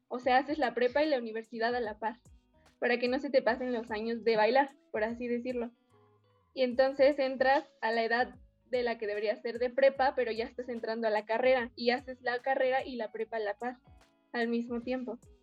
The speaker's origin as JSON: {"language": "Spanish", "region": "Mexico City", "country": "Mexico", "tie": "born or raised there", "said": "vivo aquí en la ciudad y nací también aquí en la ciudad"}